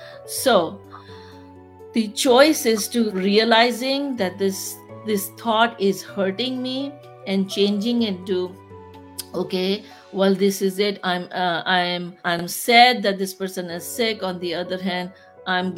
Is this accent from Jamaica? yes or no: no; Pakistan; moved away as an adult; I'm from Pakistan